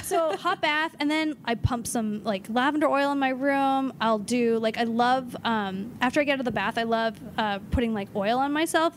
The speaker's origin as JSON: {"language": "English", "town": "Los Angeles", "region": "California", "country": "United States", "said": "I'm from Los Angeles."}